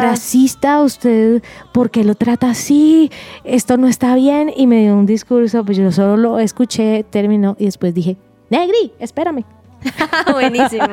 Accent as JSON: {"language": "Spanish", "town": "Cali", "region": "Valle del Cauca", "country": "Colombia", "said": "yo yo soy caleña"}